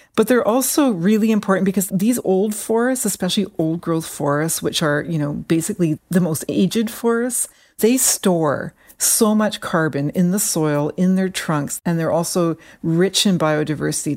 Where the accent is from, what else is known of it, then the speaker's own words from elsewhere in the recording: British Columbia inland rainforest, Canada; I grew up in what are called the inland rainforests